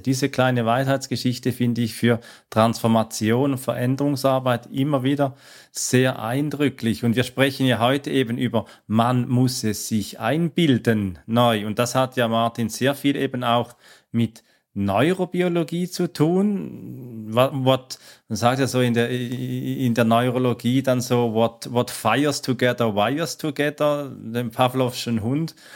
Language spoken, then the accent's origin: German; Switzerland; kommt ja aus äh, meiner Heimat, aus der Schweiz